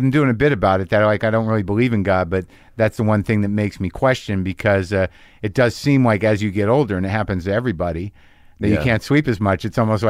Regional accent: Albuquerque, New Mexico, United States; also born or lived in New Jersey / Alaska; I was born in Jersey and lived 2 years in Alaska. My dad was in the service. And then from third grade to through high school, Albuquerque.

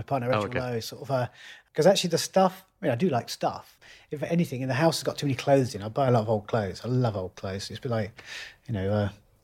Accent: Loughborough, East Midlands, United Kingdom; a great big electrical engineering factory in my hometown, Loughborough

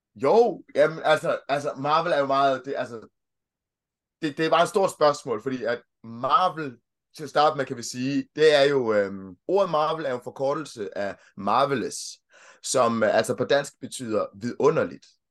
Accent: Denmark; also born or lived in Kenya; jeg kom hertil, jeg kom til Danmark i 1990, så jeg har sådan set brugt hele mit liv i, øh, i Danmark

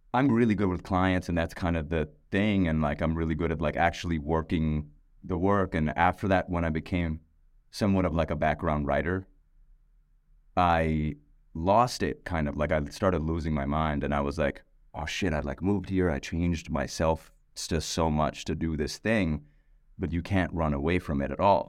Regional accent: Pakistan; moved away; I'm a musician, I'm from Pakistan

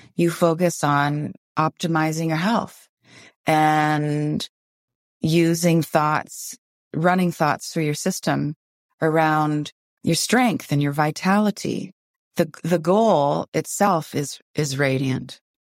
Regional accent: Windsor, Ontario, Canada; now in Vancouver, Canada; I grew up in Windsor, Ontario

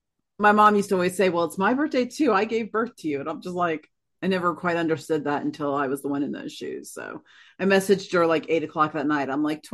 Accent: Florida, United States; moved away; I grew up in Florida

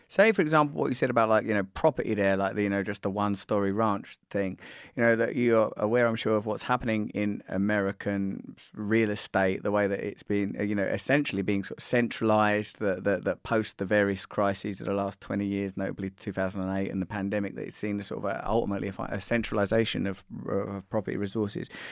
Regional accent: United Kingdom

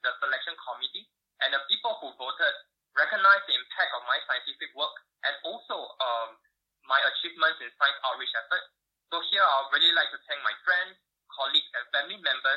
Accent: Singapore; moved away as an adult; also born or lived in United States; I was born and raised in Singapore.

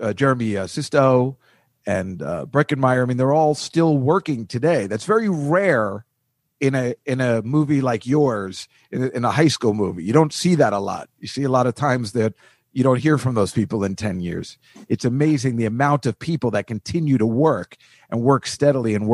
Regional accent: New Jersey, United States; I grew up in New Jersey

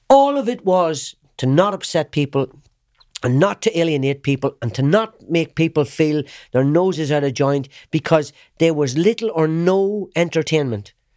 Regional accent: Ireland; I knew where I came from. I'm an Irishman

